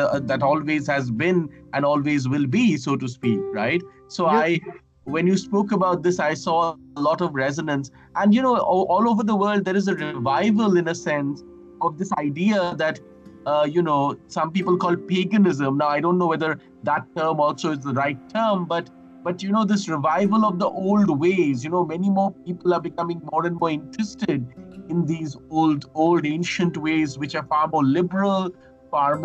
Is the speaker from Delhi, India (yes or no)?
yes; Delhi, India; my hometown in the town of Delhi, the Indian capital